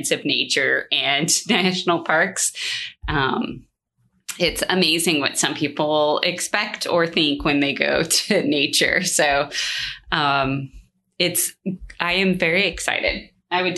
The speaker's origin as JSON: {"language": "English", "region": "California", "country": "United States", "tie": "born or raised there", "said": "I grew up in California, and so we were like an hour from Sequoia, a couple of hours from Yosemite"}